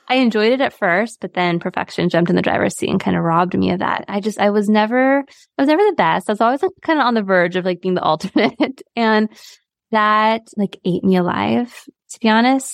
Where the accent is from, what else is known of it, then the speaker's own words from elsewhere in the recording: San Diego, California, United States; I, I grew up in San Diego, right by the border